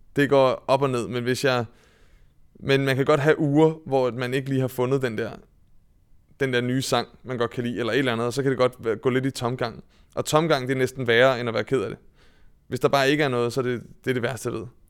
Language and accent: Danish; Vedbæk, Capital Region of Denmark, Denmark; jeg kommer fra Vedbæk, som er en, øh, øh, en gammel fiskerby oppe i Nordsjælland